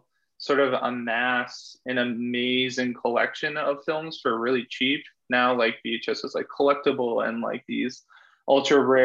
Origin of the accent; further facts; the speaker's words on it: East Coast, United States; I'm from the East Coast